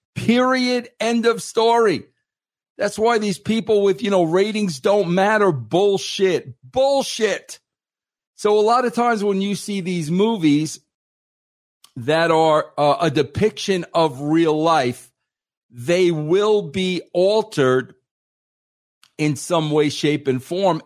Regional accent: Long Island, New York, United States; also born or lived in Atlanta; now in Colorado, United States; on the East Coast when I grew up on Long Island.

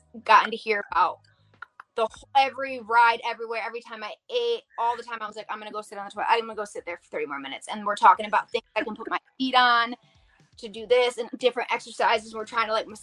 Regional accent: Bath, Michigan, United States; my hometown, Bath

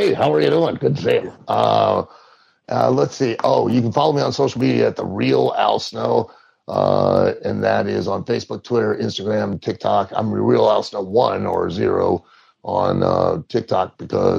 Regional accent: Lima, Ohio, United States; now in Louisville, United States; I'll be in my hometown of Lima, Ohio

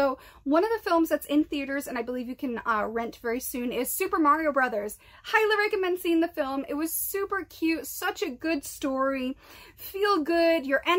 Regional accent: East Coast, United States; I am born and raised on the East Coast. I spent a lot of time in Rhode Island.

